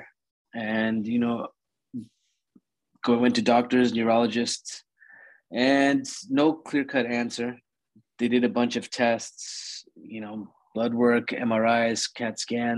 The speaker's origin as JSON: {"language": "English", "town": "Orlando", "region": "Florida", "country": "United States", "tie": "born or raised there", "said": "born and raised in Orlando, Florida."}